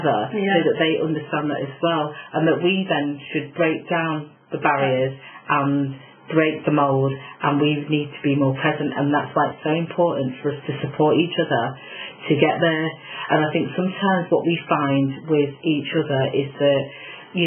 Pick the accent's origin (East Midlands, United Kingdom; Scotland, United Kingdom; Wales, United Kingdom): East Midlands, United Kingdom; Nottingham; Nottingham because that's obviously my hometown